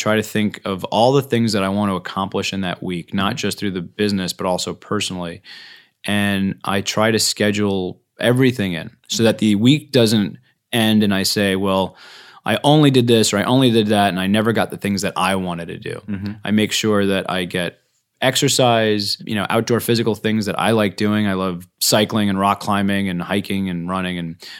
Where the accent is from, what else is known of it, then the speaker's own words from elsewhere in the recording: New York, United States; I'm originally from New York, but I moved out here, I guess it was about 17 years ago.